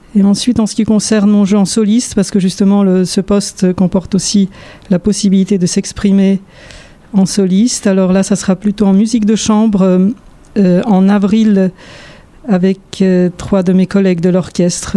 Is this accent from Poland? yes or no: yes; Warsaw, Masovian Voivodeship, Poland; moved away as an adult; also born or lived in France / United States / Bordeaux, France; now in Montpellier, France; j'ai vécu une grande partie de mon enfance à Varsovie